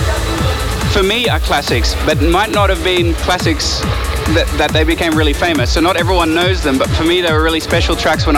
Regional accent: Australia; I love playing in Australia so much. It's my hometown

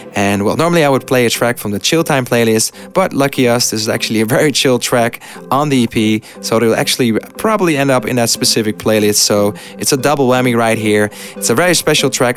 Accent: Netherlands; my home country

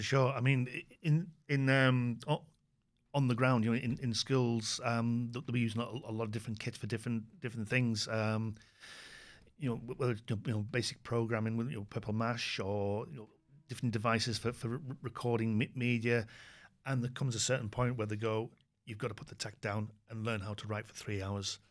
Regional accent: United Kingdom; speaking as a Brit

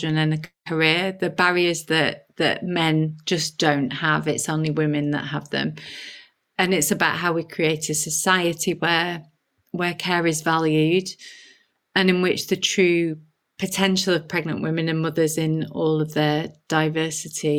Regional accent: Halifax, Yorkshire and the Humber, United Kingdom; I grew up in Halifax in the 80s and 90s, you know, proper northern town

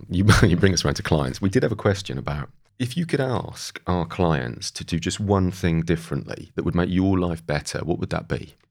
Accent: Great Yarmouth, East of England, United Kingdom; I grew up in Great Yarmouth by the sea

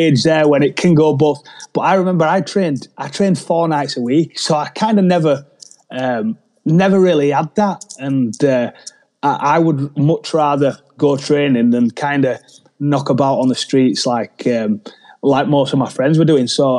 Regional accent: Leeds, Yorkshire and the Humber, United Kingdom; from a small place in Leeds called Middleton

